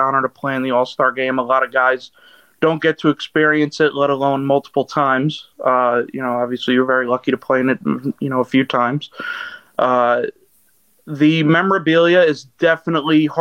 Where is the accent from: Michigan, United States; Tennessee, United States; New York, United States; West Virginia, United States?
New York, United States; I grew up in New York and grew up a Yankees fan